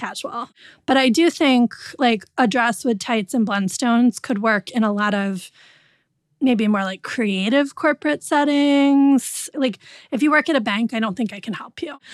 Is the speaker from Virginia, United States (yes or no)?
no; Connecticut, United States; I'm from Connecticut, so I can't not be preppy sometimes